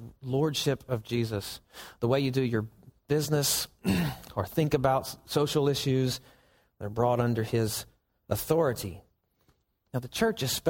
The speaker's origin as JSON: {"language": "English", "region": "Southern United States", "country": "United States", "said": "we're Southerners"}